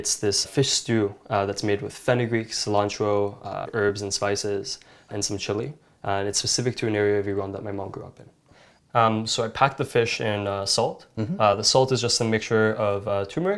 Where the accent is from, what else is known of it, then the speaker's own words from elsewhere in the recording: Vancouver, British Columbia, Canada; we had a family restaurant growing up in Vancouver